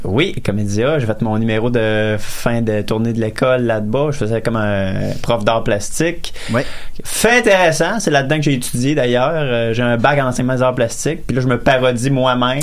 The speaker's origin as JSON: {"language": "French", "town": "Lévis", "region": "Quebec", "country": "Canada", "said": "je viens de Lévis, c'est mon hood"}